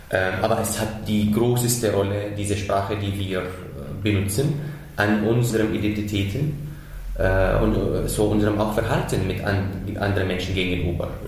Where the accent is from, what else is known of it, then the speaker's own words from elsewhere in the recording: Syria; first language Arabic; German is a second language; moved away as an adult; now in Germany; schon das in Syrien erlebt, als mhm. ich Arabisch quasi als Muttersprache und dann dazu Englisch gelernt habe. Das war in meiner Heimat und jetzt nach der Flucht äh, musste ich mich wieder erfinden in diese neue Sprache, die deutsche Sprache.